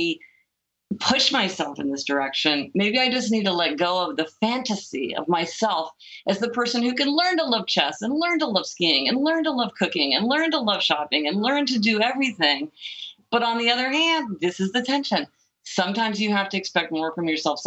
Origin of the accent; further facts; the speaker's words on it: Kansas City, Missouri, United States; I grew up in Kansas City, Missouri.